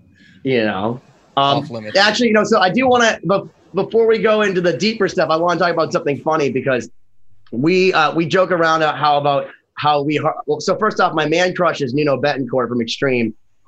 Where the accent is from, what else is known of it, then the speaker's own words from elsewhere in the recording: Connecticut, United States; I grew up in Connecticut, right?